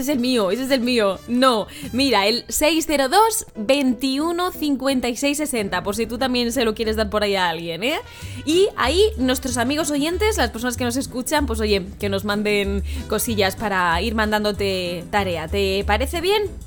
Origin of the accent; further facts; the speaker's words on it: Madrid, Community of Madrid, Spain; yo también soy de Madrid